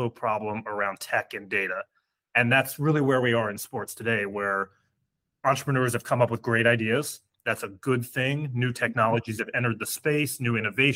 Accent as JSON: {"language": "English", "region": "Virginia", "country": "United States", "tie": "born or raised there", "also_born_or_lived": "North Carolina", "moved": "as an adult", "said": "I'm American by birth, grew up in Virginia, came down to school in North Carolina"}